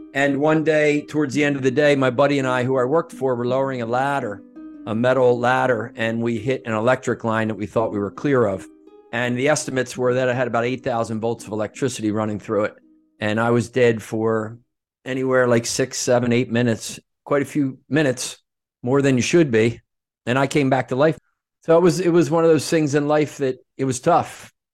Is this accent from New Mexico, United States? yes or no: no; Norristown, Pennsylvania, United States; moved away as an adult; also born or lived in Aspen, Colorado; I grew up outside of Philadelphia in a town called Norristown, right near King of Prussia Valley Forge